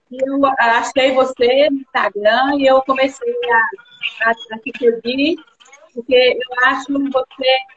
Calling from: Ipatinga, Minas Gerais, Brazil; Eu falo de Ipatinga, Minas Gerais.

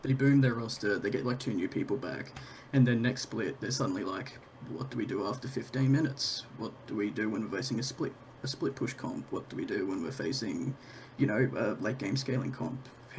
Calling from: Brisbane, Queensland, Australia; I'm calling from Brisbane, Australia.

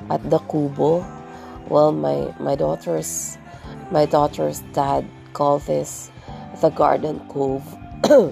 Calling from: Tagkawayan, Calabarzon, Philippines; once again, and I'm podcasting from the Philippines, particularly from here in Tagkawayan. And we are at the southernmost part of Quezon province.

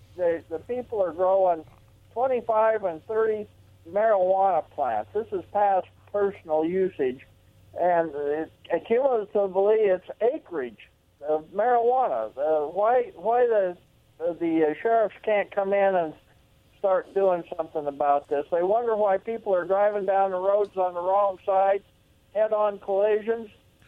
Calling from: Pasco, Washington, United States; …, calling from Pasco.

